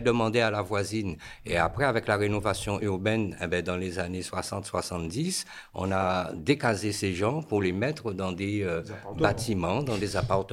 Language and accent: French; Guadeloupe; moved away as an adult; also born or lived in Paris region, France; suis né en France, région parisienne. À l'âge de 4 ans, j'ai pris l'avion pour aller en Guadeloupe. Donc en fin de compte, jusqu'à 23 ans, de 4 ans à 23 ans, je suis resté en Guadeloupe.